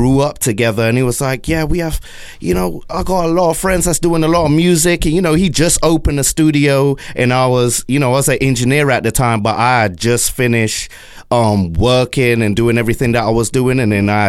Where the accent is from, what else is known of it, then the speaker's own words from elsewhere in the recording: Luton, East of England, United Kingdom; moved away as an adult; also born or lived in London; now in Broward County, United States; I'm actually from Luton, England